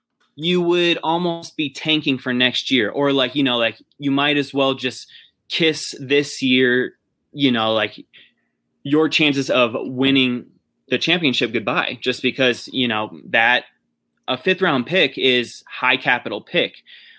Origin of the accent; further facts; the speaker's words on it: Las Vegas, Nevada, United States; moved away; I'm from Vegas. So, I get those 110, 120 degrees.